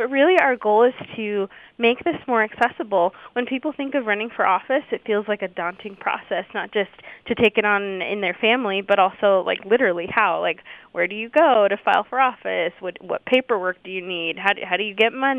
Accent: Riverdale, Utah, United States; I grew up in Riverdale in Weber County

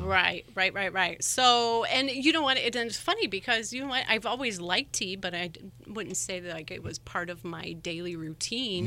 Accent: Valparaiso, Indiana, United States; I'm born and raised in Valpo

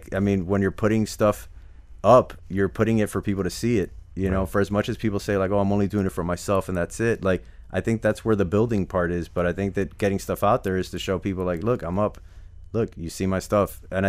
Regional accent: Hialeah, Florida, United States; also born or lived in Cutler Ridge; So, I mean, it was like we grew up in Hialeah. Then we moved to Cutler Ridge.

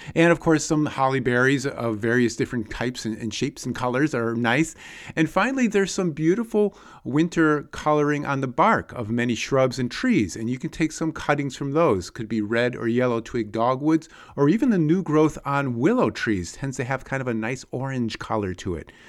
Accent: Connecticut, United States; when I was a kid growing up in Connecticut

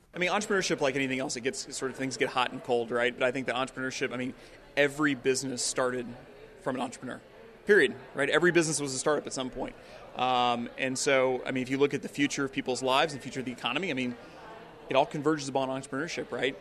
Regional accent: East St. Louis, Illinois, United States; I'm from East Saint Louis, which I think is one of the greatest cities in America

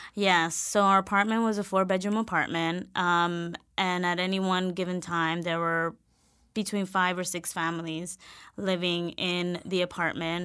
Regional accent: New York City, New York, United States; also born or lived in Vermont; I was born in Lincoln Hospital in the South Bronx

